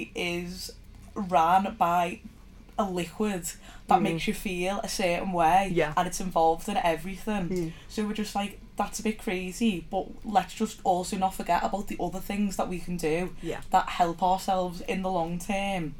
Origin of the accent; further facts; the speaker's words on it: Liverpool, North West England, United Kingdom; we are from Liverpool